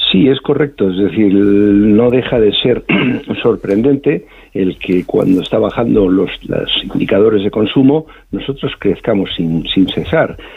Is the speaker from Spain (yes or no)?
yes; Spain; somos los españoles